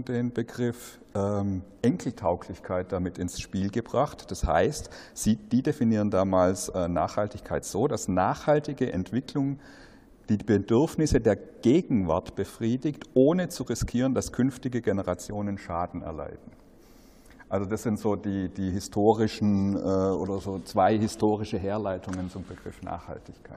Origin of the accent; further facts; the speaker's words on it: Black Forest, Baden-Württemberg, Germany; ich komme ja aus dem Schwarzwald